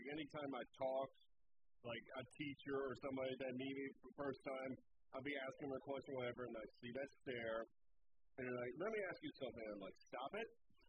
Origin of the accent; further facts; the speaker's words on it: New Jersey, United States; also born or lived in Pennsylvania; I came from Pennsylvania. I lived in Jersey all my life. Jersey plus Pennsylvania apparently equals Dukes of Hazzard.